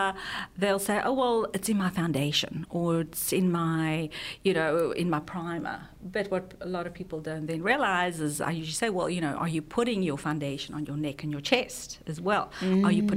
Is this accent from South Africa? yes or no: yes; South Africa; moved away; I'm from South Africa